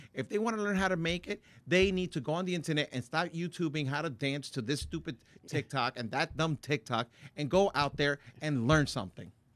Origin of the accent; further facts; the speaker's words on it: Paterson, New Jersey, United States; I grew up in Patterson.